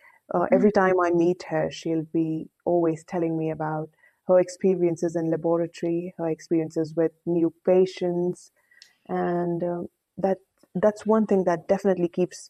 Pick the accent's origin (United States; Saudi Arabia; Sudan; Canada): Saudi Arabia; now in India; when I moved from Saudi Arabia to India, it was definitely a very, very new experience because life in India is very, very fast-paced, you know.